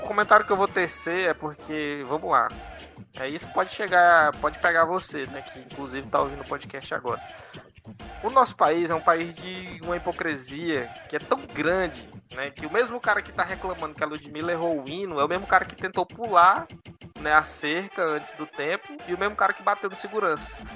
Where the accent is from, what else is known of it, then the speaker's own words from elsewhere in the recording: Brazil; A nossa educação como brasileiros